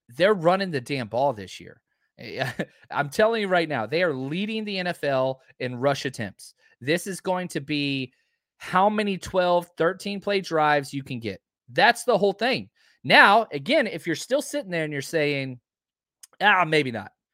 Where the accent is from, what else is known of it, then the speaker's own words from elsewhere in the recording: Texas, United States; I'm from Texas